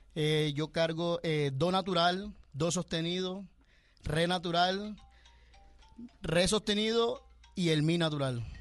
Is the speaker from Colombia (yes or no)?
yes; Caribbean coast, Colombia; mi tierra, en la, costa